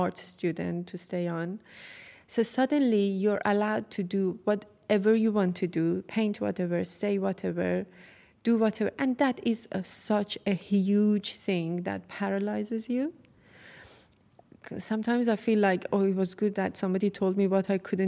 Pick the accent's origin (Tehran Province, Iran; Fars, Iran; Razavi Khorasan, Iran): Tehran Province, Iran; Tehran; I'm from Tehran